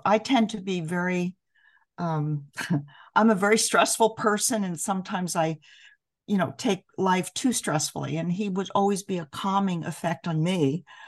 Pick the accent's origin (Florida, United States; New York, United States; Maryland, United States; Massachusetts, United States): New York, United States; New York City; moved away; I grew up in New York City, so I grew up in diversity.